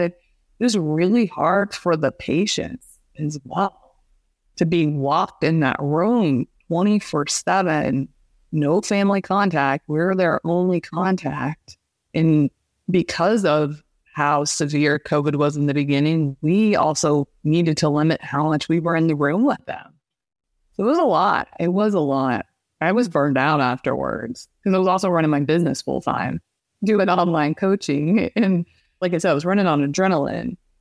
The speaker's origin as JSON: {"language": "English", "region": "Midwest", "country": "United States", "tie": "born or raised there", "said": "I grew up in the Midwest in a very small town, very rural"}